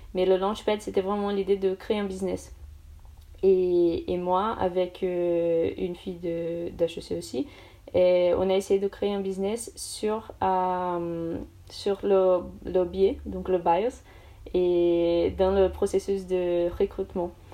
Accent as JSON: {"language": "French", "region": "São Paulo", "country": "Brazil", "also_born_or_lived": "Paris, France", "second_language": "French", "moved": "as an adult", "lives_now": "France", "said": "je suis brésilienne, donc du coup, je viens de São Paulo"}